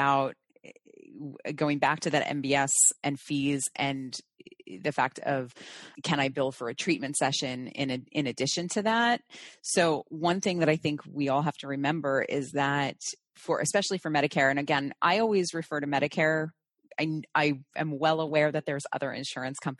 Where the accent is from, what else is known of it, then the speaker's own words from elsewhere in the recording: New Jersey, United States; growing up in New Jersey, practicing in New Jersey, densely populated area